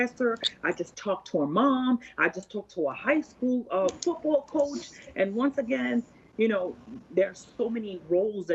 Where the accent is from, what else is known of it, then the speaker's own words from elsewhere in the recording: New York, United States; being a New Yorker